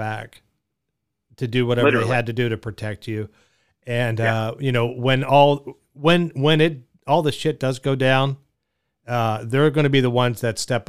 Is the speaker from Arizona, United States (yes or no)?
yes; Arizona, United States; I'm from Arizona, so it's very much Wild West